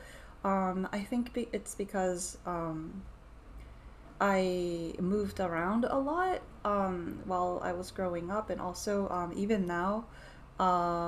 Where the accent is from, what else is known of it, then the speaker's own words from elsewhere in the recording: Atlanta, Georgia, United States; also born or lived in Japan; now in New York City, United States; I grew up partly in Atlanta, Georgia, so I thought, okay, I can speak English and Japanese